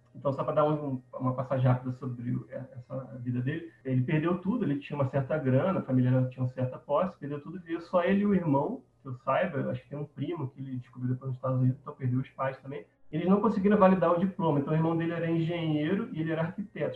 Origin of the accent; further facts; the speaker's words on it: Rio de Janeiro, Brazil; now in Campo Grande, Brazil; Hoje eu moro em Campo Grande, Mato Grosso do Sul, mas eu sou originalmente do Rio de Janeiro. Então eu cresci ali na Gávea, perto do Clube do Flamengo